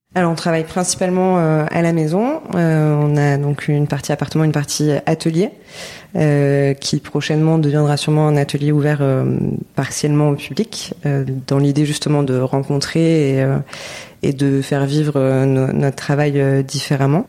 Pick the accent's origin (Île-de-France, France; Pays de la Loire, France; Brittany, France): Île-de-France, France; Paris; moved away as an adult; also born or lived in Lyon; now in Marseille, France; J'ai grandi à Paris